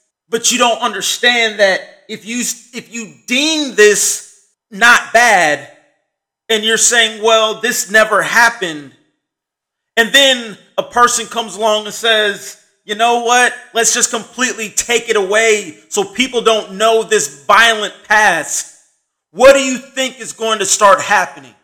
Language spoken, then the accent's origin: English; United States; just as an American